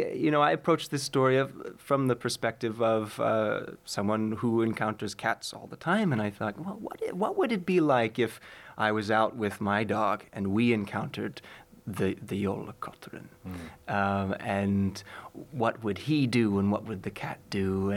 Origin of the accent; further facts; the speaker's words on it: Chicago, Illinois, United States; moved away as an adult; now in Iceland; I'm from Chicago.